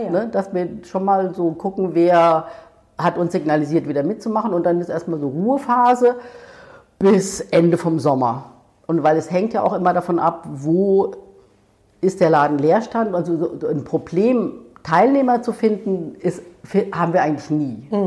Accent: Ludwigshafen, Rhineland-Palatinate, Germany; also ich komme ja aus der Pfalz, aus Ludwigshafen.

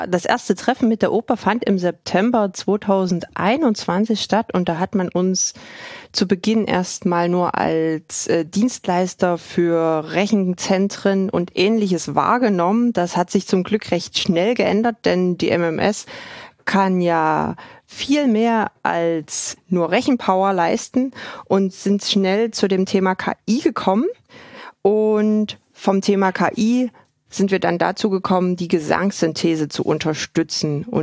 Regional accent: Dresden, Saxony, Germany; Also das absolute Highlight am Projekt war für mich als Dresdnerin äh, ein Kunden und dann nicht nur ein Dresdner Kunden

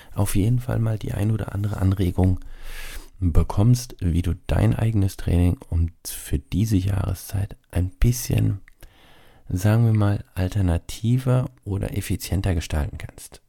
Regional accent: Rhine-Neckar region, Baden-Württemberg, Germany; ich bin ja aus der Rhein-Neckar-Region hier, also Heidelberg, Mannheim, so die Gegend

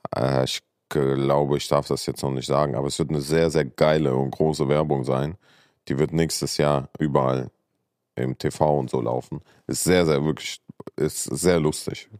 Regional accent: Saarland, Germany; moved away; ich bin ja im Saarland groß geworden

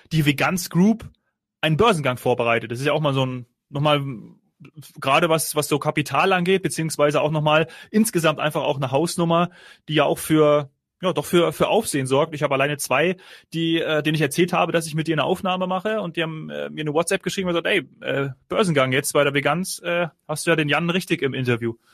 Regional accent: Munich, Bavaria, Germany; ich als Münchner würde natürlich dann öfteren mal dort konsumieren gehen.

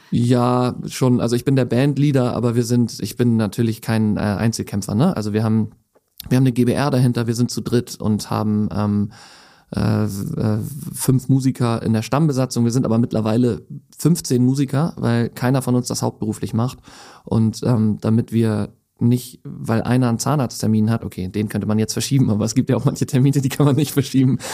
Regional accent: Hamburg, Germany; dann bin ich mit äh, meiner Frau nach Hamburg gegangen Gang zurück, weil ich dann die Möglichkeit hatte, endlich wieder in meine Heimatstadt zu kommen.

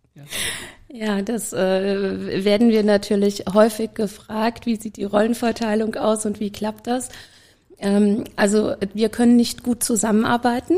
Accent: Germany; now in Vienna, Austria; als Deutsche

